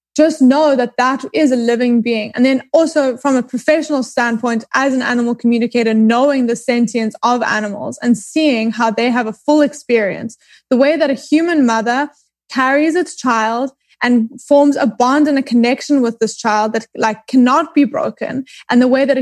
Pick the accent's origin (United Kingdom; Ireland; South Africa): South Africa; Johannesburg, Gauteng; moved away as an adult; also born or lived in Cape Town, South Africa / New York, United States; now in Los Angeles, United States; I was born in Cape Town, grew up in Johannesburg, and then moved back to Cape Town